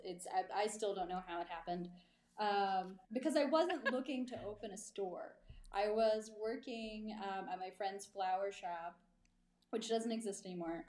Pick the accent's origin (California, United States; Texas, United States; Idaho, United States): Texas, United States; East; now in Marfa, United States; growing up in East Texas